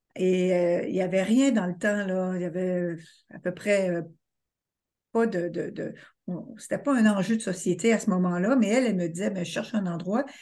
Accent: Quebec, Canada; je suis québécoise

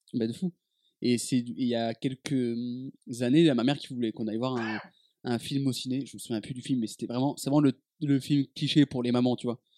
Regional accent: Dijon, Bourgogne-Franche-Comté, France; moved away as an adult; quand j'ai quitté Dijon

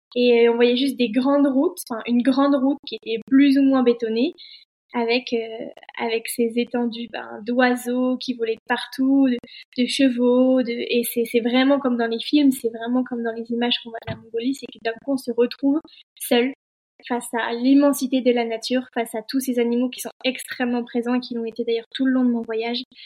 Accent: Annecy, Auvergne-Rhône-Alpes, France; je suis originaire euh, d'Annecy

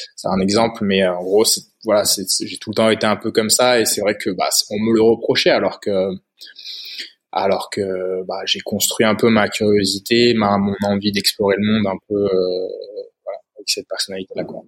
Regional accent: Haute-Loire, Auvergne-Rhône-Alpes, France; now in Spain; j'ai grandi en, Haute-Loire, dans le centre de, la France, dans la région d'Auvergne

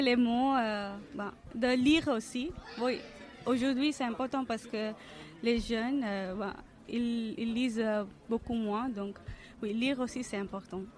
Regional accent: India; French is a second language; moved away as an adult; now in France; je viens de l'Inde et je ne parle pas l'anglais avec un accent anglais

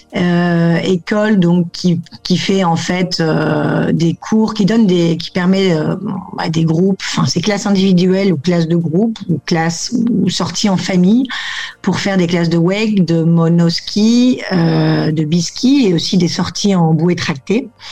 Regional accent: Lille, Hauts-de-France, France; moved away as an adult; now in Barcelona, Spain; originaire du Nord, ayant grandi dans le Nord

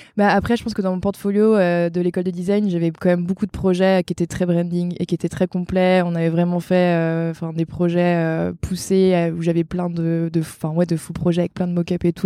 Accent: Brittany, France; je suis bretonne et j'ai 31 ans

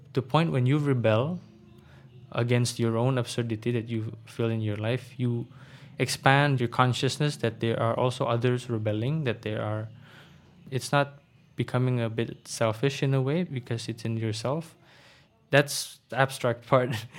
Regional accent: Bekasi, West Java, Indonesia; English is a second language; also born or lived in Jakarta / Blitar; I was born in Jakarta, but I was raised mostly in Bekasi, the satellite city of Jakarta

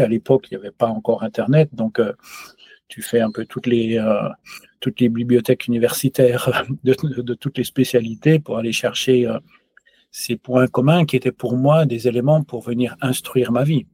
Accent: France; now in Switzerland; je suis français, je vis en, en Suisse

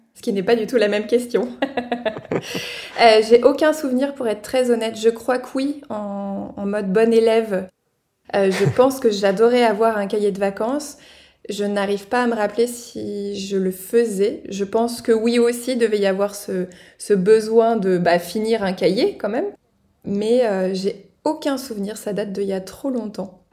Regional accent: Normandy, France; now in Alsace, France; la Normandie, forcément ma région natale

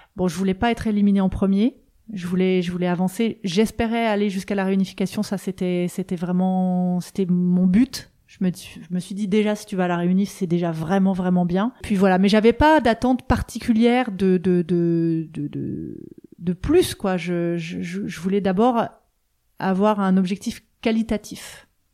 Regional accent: eastern France, France; now in Vannes, France; j'habite à Vannes depuis 20 euh, ans, mais je suis originaire de l'Est de la France

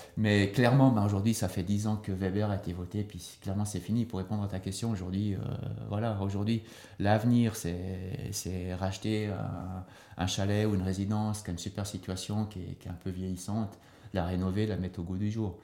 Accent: Sierre, Valais, Switzerland; also born or lived in Lausanne; now in Nendaz, Switzerland; originaire quand même du Valais, de Sierre, euh, installé à Nanda par euh, mon épouse Denise, qui est Nandette

